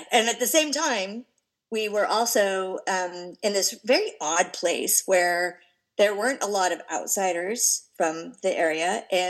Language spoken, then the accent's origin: English; California, United States; born there; I'll start by saying I was born in California in the 60s, and I was born to that perfect hippie family.